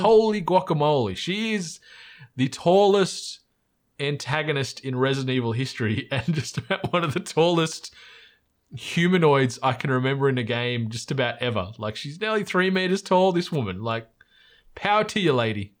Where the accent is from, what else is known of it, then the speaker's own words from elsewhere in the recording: Australia; accent: Aussie; our accent stands out as in an Aussie